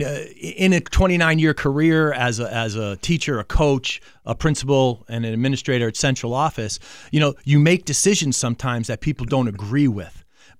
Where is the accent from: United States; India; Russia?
United States; Manchester, Connecticut; That's correct. I grew up in Manchester, Connecticut, went to East Catholic, played football at UMass.